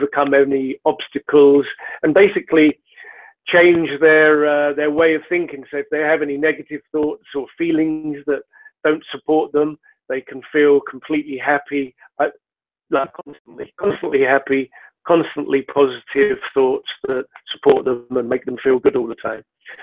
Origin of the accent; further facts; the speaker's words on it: London, United Kingdom; now in Edinburgh, United Kingdom; I was born in London